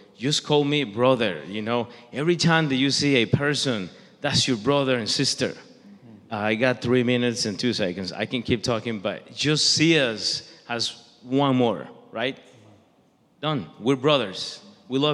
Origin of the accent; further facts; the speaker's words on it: Costa Rica; now in Kansas City, United States; I'm Latino. I'm from Costa Rica